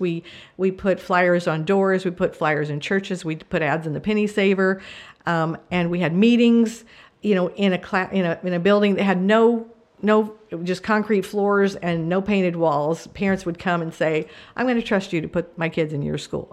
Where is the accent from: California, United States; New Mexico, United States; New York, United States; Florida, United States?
New Mexico, United States; also born or lived in Marshall Islands; I grew up in New Mexico